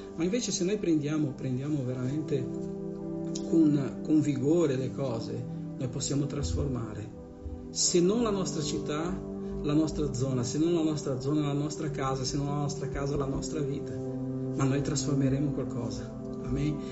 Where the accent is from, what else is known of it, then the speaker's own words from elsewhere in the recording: Bergamo, Lombardy, Italy; io che sono di Bergamo